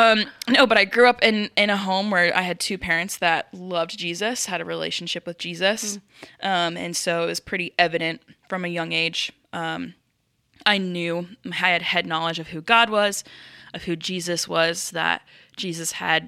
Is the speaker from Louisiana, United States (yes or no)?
no; Omaha, Nebraska, United States; I am from Omaha. Nebraska.